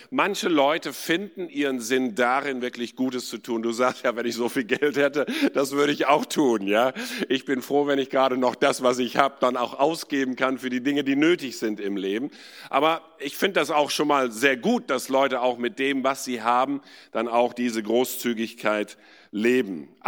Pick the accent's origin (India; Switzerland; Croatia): India; ich bin in Indien geboren und aufgewachsen, war in einer Internatsschule dort